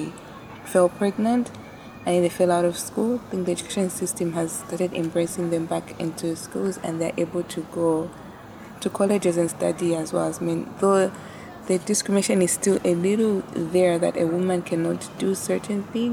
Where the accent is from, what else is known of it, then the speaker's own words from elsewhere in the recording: Kitwe, Copperbelt Province, Zambia; also born or lived in Lusaka, Zambia; now in Livingstone, Zambia; I was born on the Copper Belt in Kitwe. Yes, and I schooled there during my primary times.